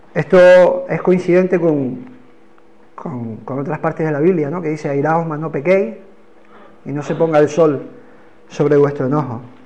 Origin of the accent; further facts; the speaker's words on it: Canary Islands, Spain; accent: Canarian; Hoy vuelvo al ritmo canario